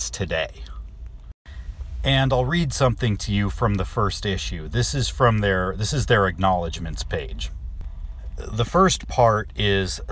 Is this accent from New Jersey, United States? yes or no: no; Los Angeles, California, United States; I grew up around Los Angeles